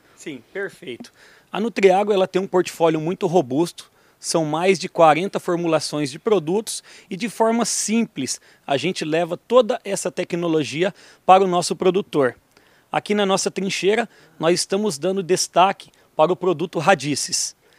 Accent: Brazil; also born or lived in Toledo; Eu nasci em Tupanci

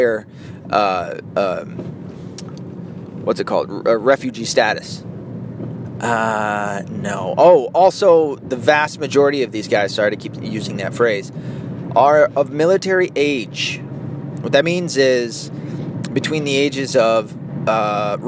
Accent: United States; Because I'm an American. It's my home.

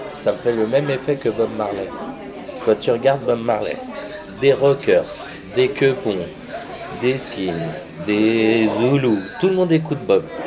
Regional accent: Saint-Denis, Île-de-France, France; also born or lived in Paris; j'étais de Saint-Denis, j'étais avec euh, les 93e

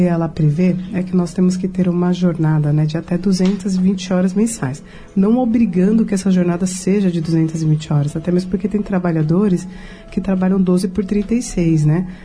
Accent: São Paulo, Brazil; also born or lived in Rio de Janeiro; eu sou paulista

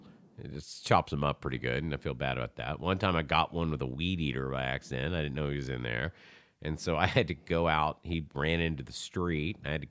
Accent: the South, United States; I grew up in the South. I fucking had to pull lots of snakes out of chicken houses.

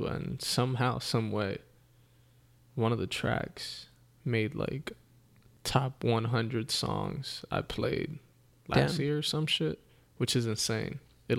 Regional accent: New York, United States; us growing up in New York.

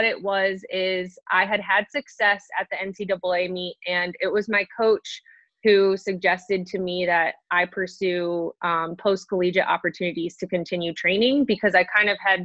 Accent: Green, Ohio, United States; also born or lived in Indiana; I was born and raised in Ohio in a small little city called Green. So I'm from Green, Ohio

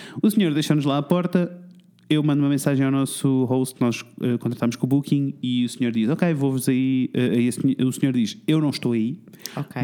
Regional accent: Portugal; nós somos portugueses

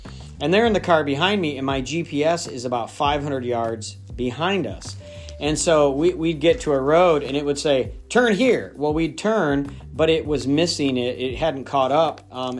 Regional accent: Midwest, United States; moved away as an adult; also born or lived in Upstate New York / Scranton, Pennsylvania; I've lived in the Northeast long enough. I feel like I'm a Northeasterner now, but I grew up in the Midwest. And so, you know, where I grew up, pretty much everything is straight.

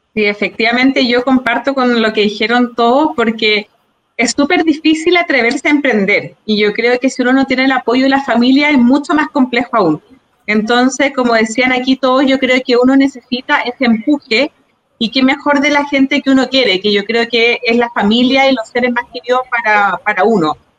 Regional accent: Santiago, Santiago Metropolitan Region, Chile; Yo soy de acá de Peñolén

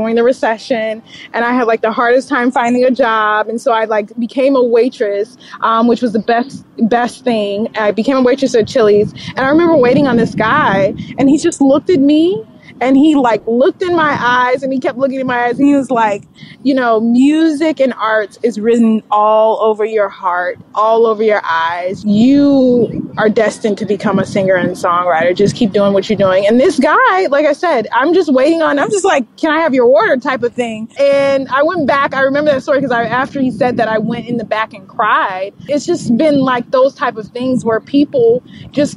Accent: Chicago, Illinois, United States; also born or lived in Atlanta, Georgia; So growing up in Chicago was great. I have a mother who moved me when I was 7 to the south suburbs. But I still went to high school in Chicago

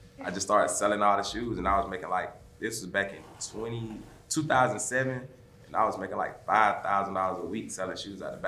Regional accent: Atlanta, Georgia, United States; I'm from Atlanta

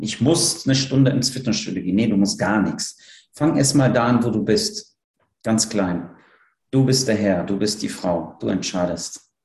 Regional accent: Poland; now in Cologne, Germany; Ich bin in Polen aufgewachsen

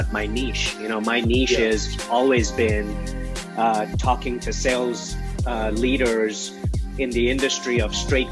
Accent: Kenya; I was born in Kenya.

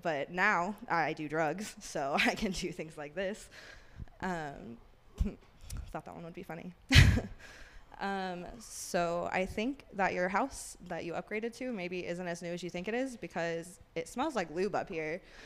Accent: Kentucky, United States; moved away as an adult; now in Colorado, United States; I'm from Kentucky

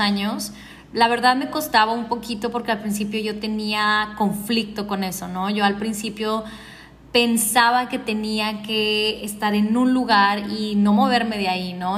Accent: Ciudad Juárez, Chihuahua, Mexico; now in Cartagena, Colombia; Yo nací en Ciudad Juárez, Chihuahua en México. Hace muchísimo tiempo que ya no vivo en Juárez.

